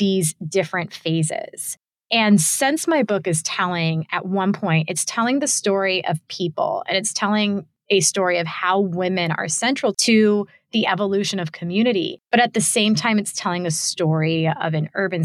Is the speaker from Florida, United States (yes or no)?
yes; Tampa, Florida, United States; identified as Cuban American and from Tampa